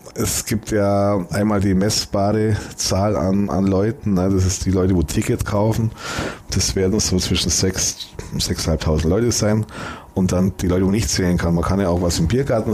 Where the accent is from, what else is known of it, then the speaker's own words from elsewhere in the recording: Germany; Wenn man halt immer hier in, in Deutschland wohnt, dann sieht man es immer als, als, als Deutscher